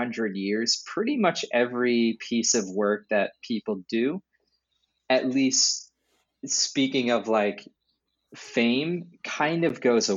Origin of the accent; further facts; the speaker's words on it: New Hampshire, United States; some people I grew up with in New Hampshire